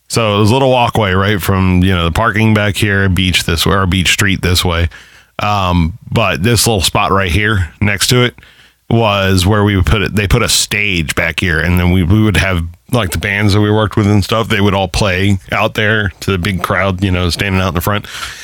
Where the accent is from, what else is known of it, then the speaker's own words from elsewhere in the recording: Ireland; Like, and I'm Irish. I should love Guinness, now, right? It's made by us.